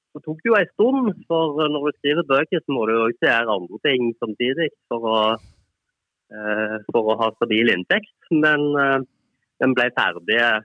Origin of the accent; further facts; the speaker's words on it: Bryne, Rogaland, Norway; moved away; jeg er fotballjournalist og kommer fra Bryne